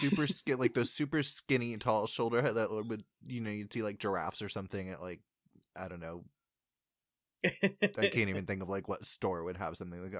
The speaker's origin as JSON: {"language": "English", "region": "Indiana", "country": "United States", "said": "We are from Indiana."}